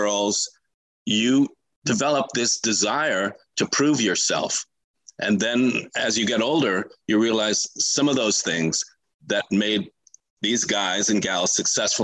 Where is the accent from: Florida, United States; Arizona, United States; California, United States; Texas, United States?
California, United States; Los Angeles; I grew up on the West Side in Los Angeles